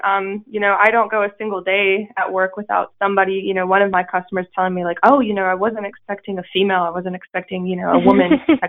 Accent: Minnesota and Wisconsin, United States; moved away as an adult; now in North Carolina, United States; So I grew up in Minnesota and Wisconsin. That was my hometown kind of area. I graduated high school in Wisconsin

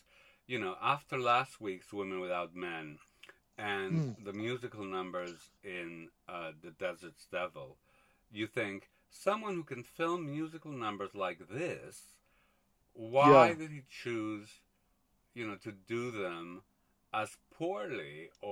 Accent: Montreal, Quebec, Canada; I grew up in Montreal

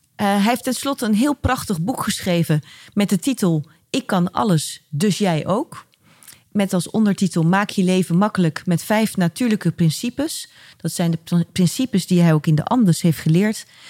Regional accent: Rotterdam, South Holland, Netherlands; ik ook in Rotterdam geboren

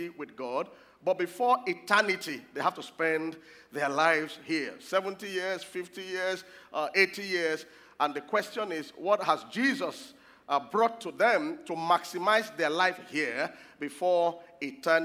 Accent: Lagos, Nigeria; I grew up in Lagos

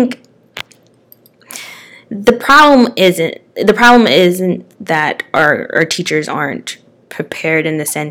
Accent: Eastern Pennsylvania, United States; I'm from Eastern Pennsylvania

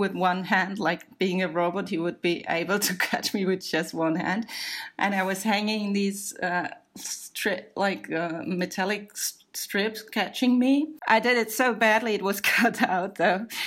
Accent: Germany; we Germans

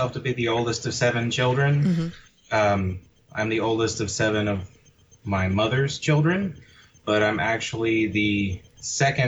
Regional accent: Northern Virginia, United States; also born or lived in Leesburg, Virginia; I grew up in Northern Virginia.

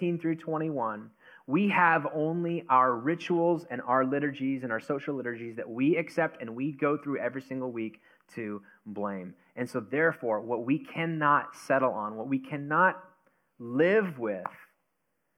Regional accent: United States; we're American

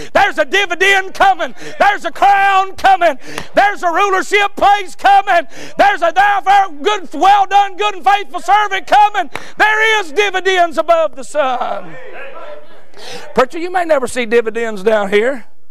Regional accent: United States; us as American Christians

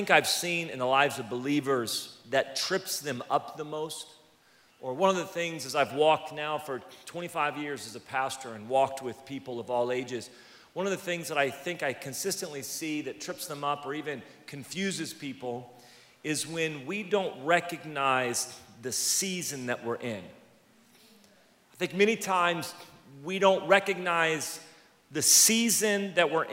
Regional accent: California, United States; I'm from California

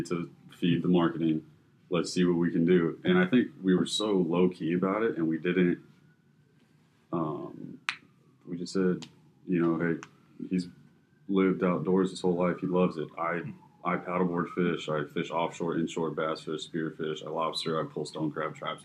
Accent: Fort Lauderdale, Florida, United States; I'm born and raised in Fort Lauderdale as well

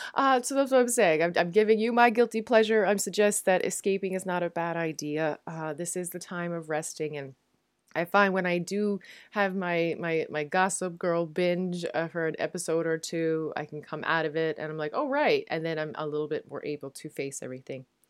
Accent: Newfoundland and Labrador, Canada; moved away as an adult; now in Netherlands; I am a Newfoundlander and Canadian, and I'm coming to you from a city just south of Amsterdam in the Netherlands

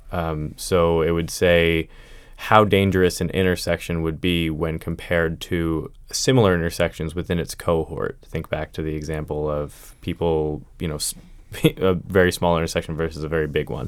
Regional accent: Pennsylvania, United States; moved away as an adult; now in Arlington, United States; I grew up in Pennsylvania

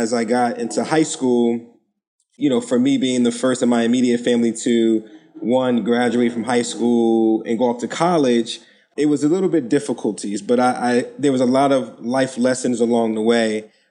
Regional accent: Newark, New Jersey, United States; I'm born and raised in Newark, New Jersey

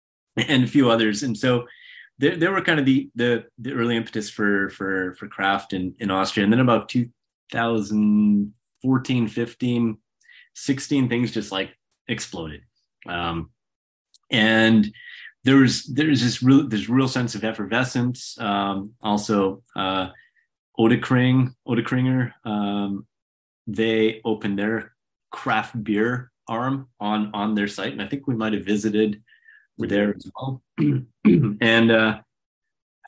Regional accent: Canada; moved away; also born or lived in Oklahoma / Vienna; I'm Canadian

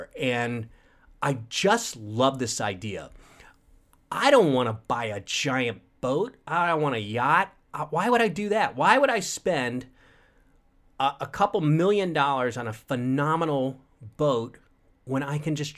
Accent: Tampa Bay area, Florida, United States; also born or lived in New York; now in Los Angeles, United States; I grew up in the Tampa Bay area of Florida

